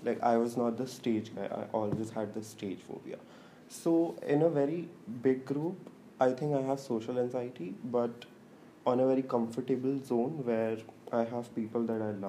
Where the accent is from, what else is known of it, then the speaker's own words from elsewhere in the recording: Noida, Uttar Pradesh, India; also born or lived in Darjeeling / Pune / Nagpur; I'm 24 years old. I'm originally from Himachal Pradesh, but I've lived in Noida for 18 years.